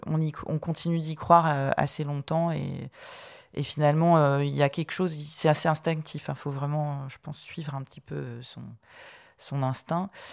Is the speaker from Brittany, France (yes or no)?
yes; Brittany, France; je suis bretonne d'origine.